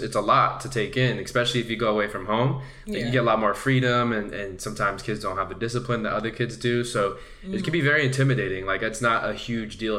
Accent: Santa Ana, California, United States; where I grew up in Santa Ana

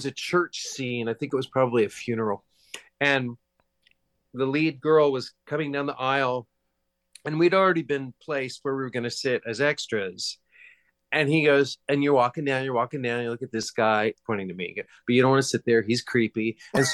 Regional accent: Hutchinson, Kansas, United States; also born or lived in New York City; I was growing up in Hutchinson, Kansas

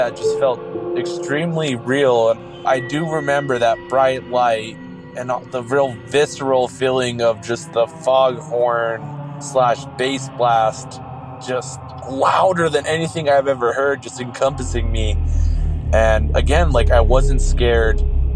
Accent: New Mexico, United States; I grew up in New Mexico. I still live here.

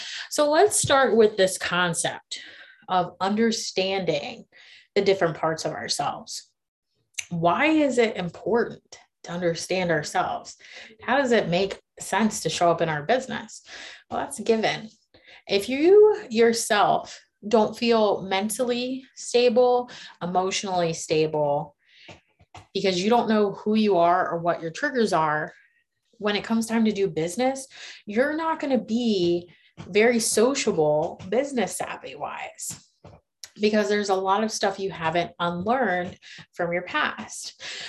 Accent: Myrtle Beach, United States; now in Charlotte, United States; And so we're primarily based out of Charlotte, but I come from Myrtle Beach in Maryland.

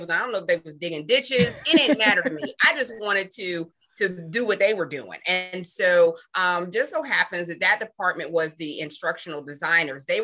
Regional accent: Pittsburgh, Pennsylvania, United States; now in Atlanta, United States; I hail from Pittsburgh, Pennsylvania, but I've lived in Atlanta, Georgia for a very, very long time.

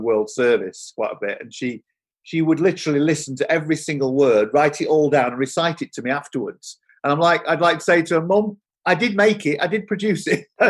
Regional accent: Doncaster, Yorkshire and the Humber, United Kingdom; I grew up in Yorkshire. I'm from Doncaster originally.

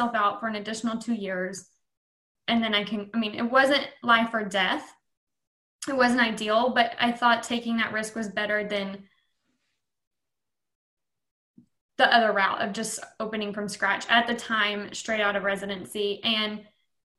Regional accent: Bells, Texas, United States; also born or lived in Florida / Oklahoma; I'm in a practice in my hometown

